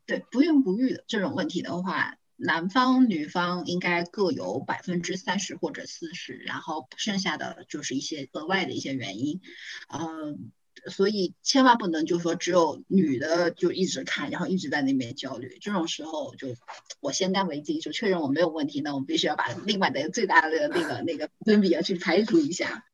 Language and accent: Chinese; Zhejiang, China; 我是独生子女， 我是浙江人